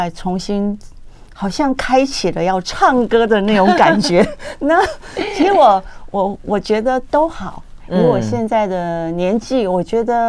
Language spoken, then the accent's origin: Chinese; Taiwan; first language Taiwanese Hokkien; 因为台语是我的母语嘛。嗯，我也写了这么多的台语歌曲